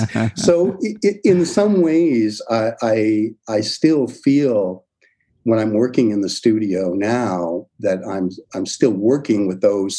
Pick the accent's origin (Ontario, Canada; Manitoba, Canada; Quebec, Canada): Ontario, Canada; Niagara-on-the-Lake; born there; also born or lived in St. Catharines / London / Vineland; Now people would commute, but I was born in Niagara-on-the-Lake. We lived in St. Catharines, lived in Niagara Falls